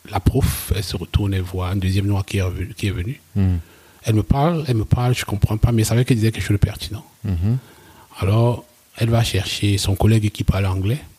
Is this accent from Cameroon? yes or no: yes; West Cameroon, Cameroon; moved away as an adult; also born or lived in Germany; je viens, de l'ouest, de l'ouest du Cameroun